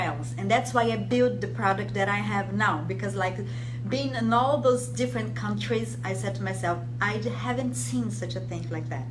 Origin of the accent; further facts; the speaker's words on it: Brazil; moved away as an adult; also born or lived in Rome, Italy / France; I'm from Brazil, but I I'm half Italian